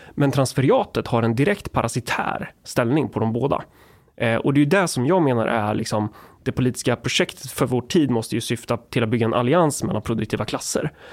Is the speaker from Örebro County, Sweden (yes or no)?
yes; Närke, Örebro County, Sweden; jag är från Närke